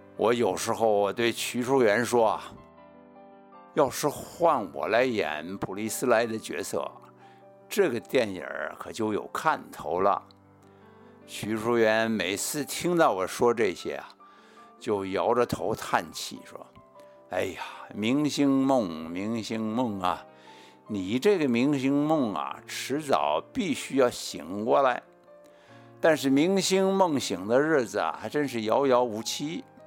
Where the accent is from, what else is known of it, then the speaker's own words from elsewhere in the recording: Beijing, China; accent: authentic Beijing accent; moved away; also born or lived in Taiwan; 他对我的正宗北京腔啊还挺满意的吧